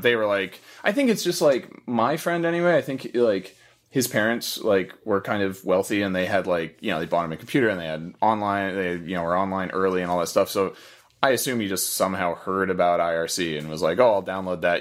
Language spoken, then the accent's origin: English; Florida, United States; moved away as an adult; also born or lived in Missouri / Oregon; I lived in Missouri until I was nine, I think, and then I lived in Florida till I was nineteen, and then moved to Oregon from there